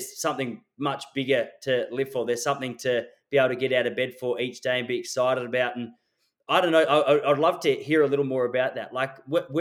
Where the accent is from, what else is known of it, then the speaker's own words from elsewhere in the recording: Traralgon, Victoria, Australia; moved away; I was born in Traralgon.